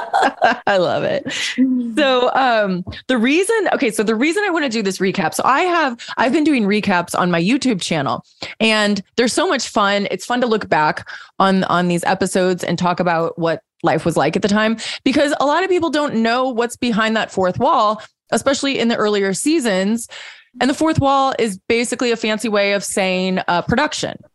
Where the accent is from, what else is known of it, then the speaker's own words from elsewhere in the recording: Missouri, United States; we're both from Missouri